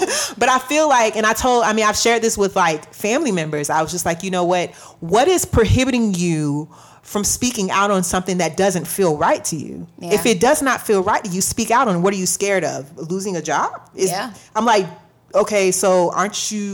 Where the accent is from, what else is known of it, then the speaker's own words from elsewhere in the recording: Florida, United States; I'm technically from the South, whatever, but I'm from Florida.